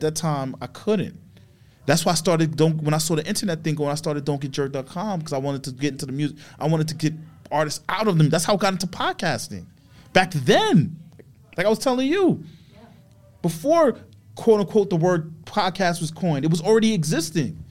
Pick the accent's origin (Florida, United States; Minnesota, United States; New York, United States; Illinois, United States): New York, United States; New York City; I grew up in Queens